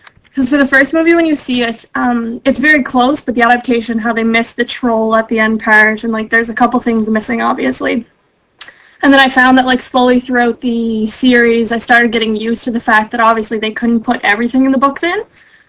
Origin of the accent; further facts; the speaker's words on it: Prince Edward Island, Canada; I'm from Eastern Canada, the smallest province.